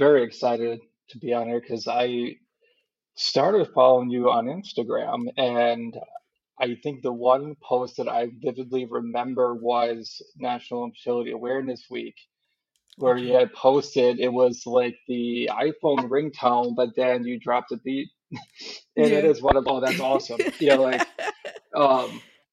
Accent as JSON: {"language": "English", "region": "Wisconsin", "country": "United States", "tie": "born or raised there", "also_born_or_lived": "Marquette, Michigan", "said": "most of my family is from Marquette area and stuff, and I grew up in Wisconsin"}